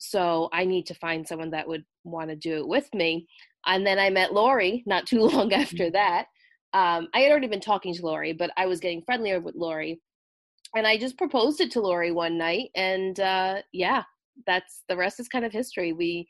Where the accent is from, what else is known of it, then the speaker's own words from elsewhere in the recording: Rhode Island, United States; So my accent is not a Bostonian accent whatsoever. It is very distinct.